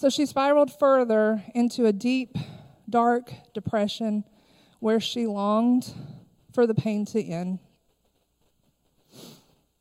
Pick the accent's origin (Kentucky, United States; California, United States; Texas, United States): Kentucky, United States; Harlan County; I am originally from Harlan County, Kentucky.